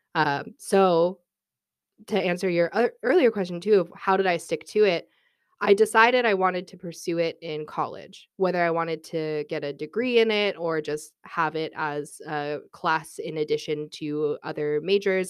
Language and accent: English; Albuquerque, New Mexico, United States; moved away as an adult; also born or lived in Austin, Texas; now in Dublin, Ireland; I am from Albuquerque, New Mexico.